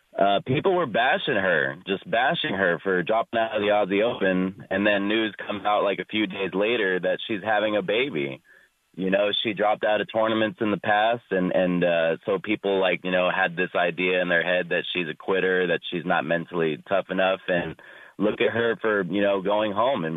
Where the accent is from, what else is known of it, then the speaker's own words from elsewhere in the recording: Houston, Texas, United States; because I'm from Houston